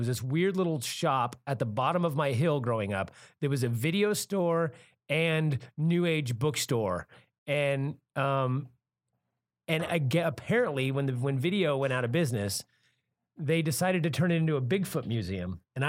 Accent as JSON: {"language": "English", "town": "Santa Cruz", "region": "California", "country": "United States", "tie": "born or raised there", "said": "I'm from Santa Cruz, California, which is kind of, you know, hippie dippy, a lot of new agey type stuff up there."}